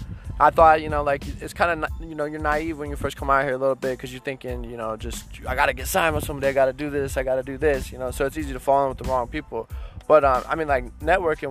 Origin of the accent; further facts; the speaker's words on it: Ohio, United States; moved away as an adult; now in Los Angeles, United States; I'm from Ohio originally